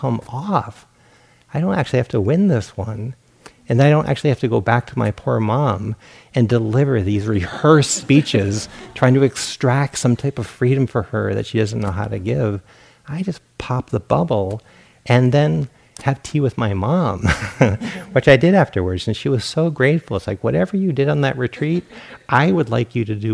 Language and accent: English; Rhode Island, United States; moved away as an adult; also born or lived in Portland, Oregon; I grew up in Rhode Island.